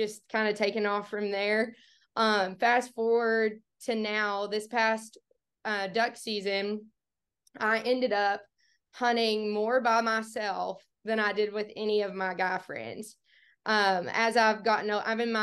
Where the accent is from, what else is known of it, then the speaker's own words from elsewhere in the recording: Bootheel, Missouri, United States; I grew up in the Boot Hill, Missouri, absolutely as far south in the Boot Hill as you can get